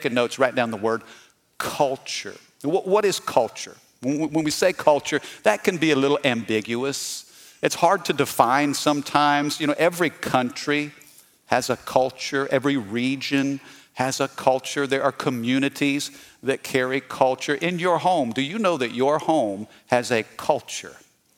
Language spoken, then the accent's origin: English; Missouri, United States; now in Baton Rouge, United States; I'm not from Louisiana. Did you know that? I'm from the Midwest, okay? I'm from Missouri, the Show Me State. And my parents moved us down to Baton Rouge in the late 80s, 87, 88.